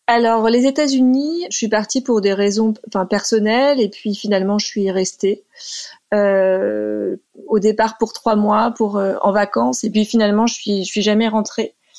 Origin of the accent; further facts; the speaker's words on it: Sologne, Centre-Val de Loire, France; moved away as an adult; now in United States; j'ai passé une grande partie de mon enfance en Sologne